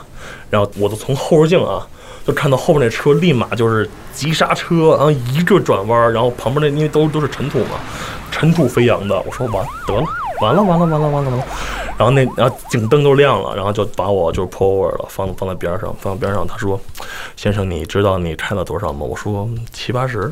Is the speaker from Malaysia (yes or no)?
no; China; now in United States; 我我从中国来的。